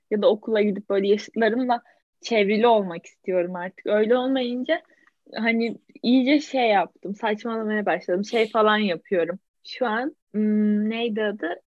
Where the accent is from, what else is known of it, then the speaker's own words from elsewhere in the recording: İzmir, Turkey; Ben doğma İzmirliyim.